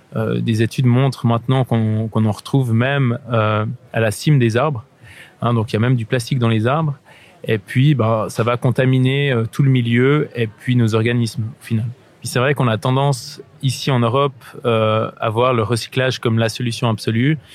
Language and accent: French; Switzerland; là je me trouve sur une plage au bord du lac Léman, chez moi en Suisse